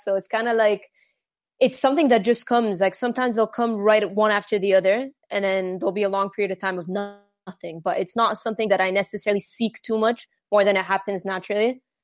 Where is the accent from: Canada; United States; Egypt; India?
Egypt; I was born and raised in Egypt